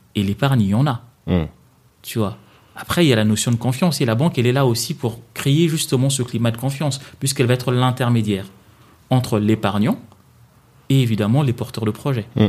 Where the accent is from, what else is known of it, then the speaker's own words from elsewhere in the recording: Kinshasa, DR Congo; moved away as an adult; now in France; je viens d'où je, viens, de Kinshasa